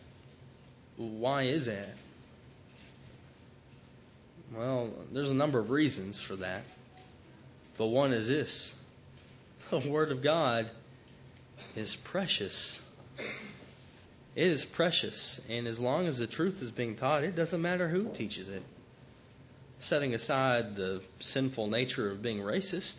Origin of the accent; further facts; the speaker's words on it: Chattanooga, Tennessee, United States; I grew up in Chattanooga, Tennessee, and very religious part of the country.